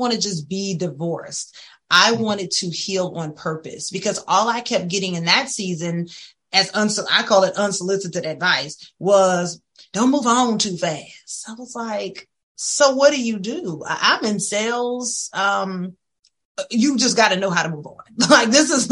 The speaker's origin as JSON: {"language": "English", "town": "Opelousas", "region": "Louisiana", "country": "United States", "tie": "born or raised there", "said": "I grew up in a little small town. I'm from Opelousas"}